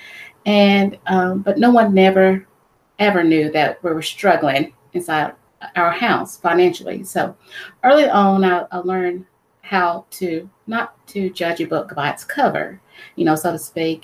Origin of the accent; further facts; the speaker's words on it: Alabama, United States; I was born and raised in Alabama